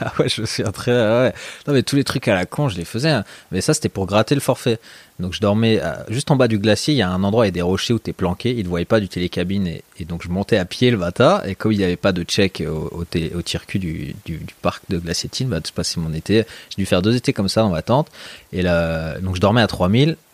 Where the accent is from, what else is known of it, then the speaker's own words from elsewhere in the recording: Meudon, Île-de-France, France; moved away as an adult; also born or lived in Lyon; je suis né à Lyon, mais j'ai grandi à Paris. Et euh, voilà, les 17 premières années de ma vie, j'étais collé à Paname. Quoi. Dans quel coin J'étais dans la banlieue de, Meudon